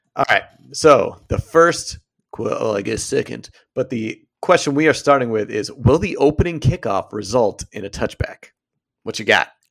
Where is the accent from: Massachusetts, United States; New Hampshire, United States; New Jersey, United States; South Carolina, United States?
Massachusetts, United States; Brookline; growing up in Brookline, Massachusetts